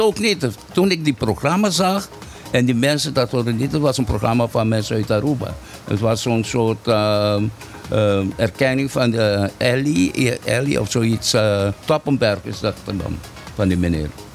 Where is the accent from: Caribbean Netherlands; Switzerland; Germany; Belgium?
Caribbean Netherlands; first language Papiamento; Dutch is a second language; also born or lived in Rincon, Bonaire; hier op Bonaire